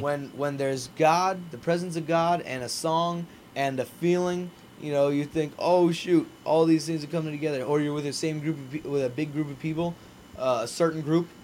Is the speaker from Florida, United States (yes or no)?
yes; Naples, Florida, United States; being back in Naples, being my hometown